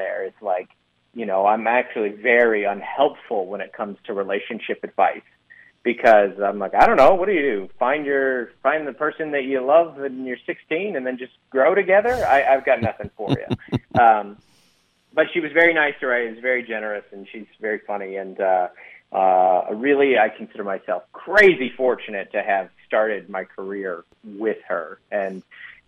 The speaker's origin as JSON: {"language": "English", "town": "Federal Way", "region": "Washington", "country": "United States", "said": "I'm from Federal Way"}